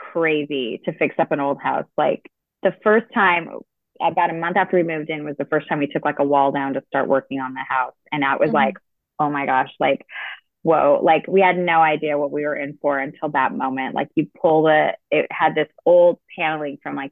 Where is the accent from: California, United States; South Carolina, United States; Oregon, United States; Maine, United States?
California, United States; now in New England, United States; I grew up in California